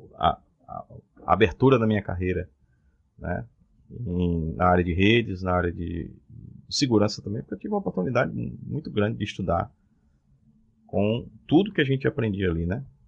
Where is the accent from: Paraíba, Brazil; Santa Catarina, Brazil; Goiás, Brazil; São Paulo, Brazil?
Paraíba, Brazil; Cajazeiras; moved away as an adult; now in João Pessoa, Brazil; Eu sou de Cajazeiras.